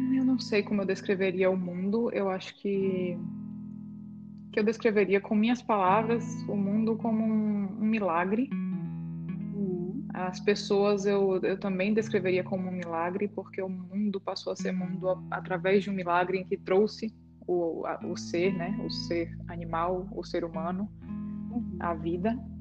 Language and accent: Portuguese; Brazil; nós somos brasileiras